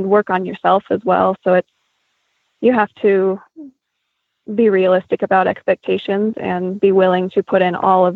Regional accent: Grand Junction, Colorado, United States; now in Deer Trail, United States; we grew up in Grand Junction. There's a wild horse herd right there in the backyard there. So I grew up around the Little Book Cliffs Wild Horse Range

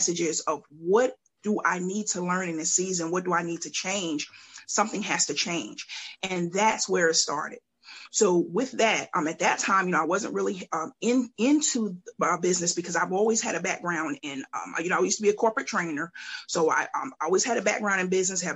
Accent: Mount Vernon, New York, United States; now in Columbia, United States; I'm originally from Mount Vernon, New York, and I've migrated to Columbia, South Carolina

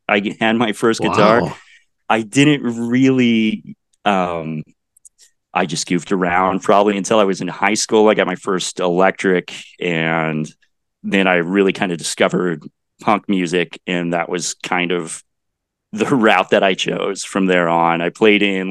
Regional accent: Bennington, Kansas, United States; also born or lived in Denton, Texas / Dallas, Texas; I spent my school life in Bennington, Kansas, which is just about 15 miles north of Salina

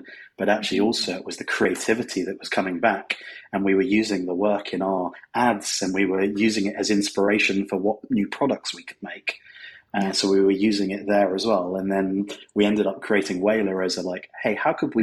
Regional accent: United Kingdom; moved away as an adult; now in Los Angeles, United States; As you may be guessing from the accent, I'm from the United Kingdom, but I actually live in sunny Los Angeles now

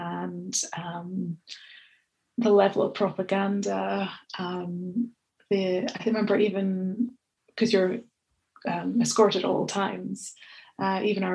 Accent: Scotland, United Kingdom; accent: Scottish; my Scottish accent's fairly unintelligible

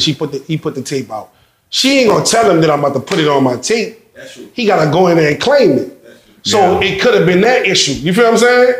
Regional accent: New Orleans, Louisiana, United States; I'm from the West Side, so right you got to cross the river

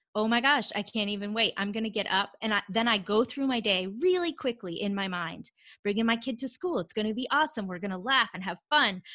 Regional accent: Vermont, United States; moved away as an adult; now in Atlanta, United States; I grew up in Vermont, so I live in Atlanta, Georgia now, but I grew up in Vermont and, um, lived there, you know, through college and then I left

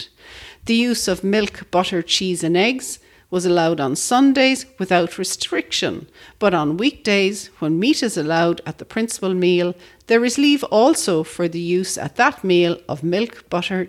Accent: Ireland; When I was growing up in Ireland as a young Roman Catholic

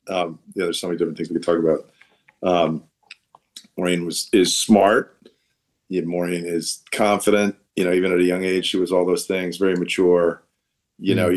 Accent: Allentown, Pennsylvania, United States; moved away as an adult; also born or lived in Boston; now in New York, United States; I was born in Allentown, Pennsylvania

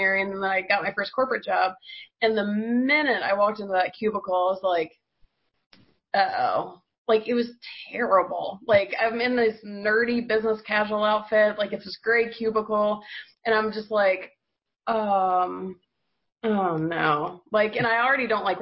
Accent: Georgia, United States; I'm from Georgia

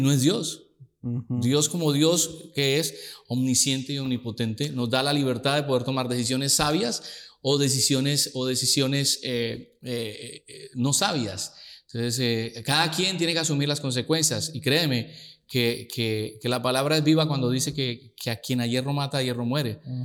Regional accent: Girardot, Cundinamarca, Colombia; En Girardot, muy, ahí muy cerca de Bogotá, la capital

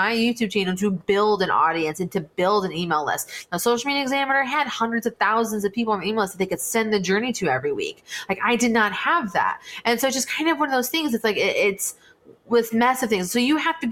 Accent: West Coast, United States; I was from the West Coast

